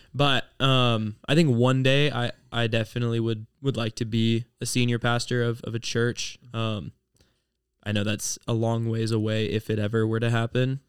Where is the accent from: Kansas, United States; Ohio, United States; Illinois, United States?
Ohio, United States; I'm from Ohio